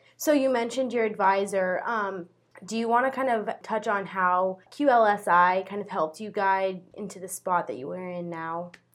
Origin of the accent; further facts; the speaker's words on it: Paxton, Nebraska, United States; an agricultural and environmental sciences communication student from Paxton, Nebraska